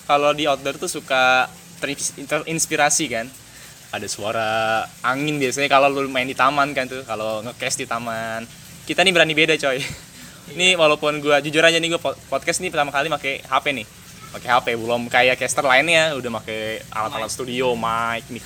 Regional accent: Jakarta, Indonesia; born there; now in Tangerang, Indonesia; gue tinggal di Tangerang, lahir di Jakarta

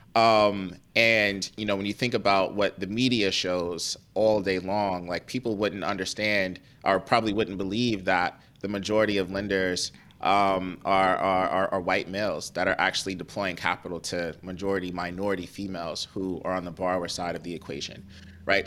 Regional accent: Cleveland, Ohio, United States; moved away; also born or lived in New York; I grew up in Cleveland, uh, Ohio

